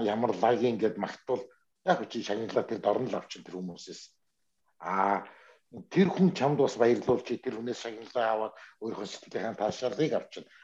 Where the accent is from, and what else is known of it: Ulaanbaatar, Mongolia